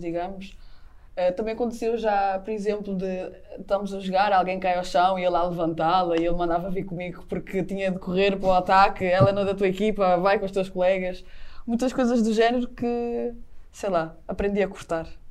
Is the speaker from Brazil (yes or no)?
no; the North, Northern Portugal, Portugal; moved away; no Norte temos muito aquele, ah, temos de ser muito raçudos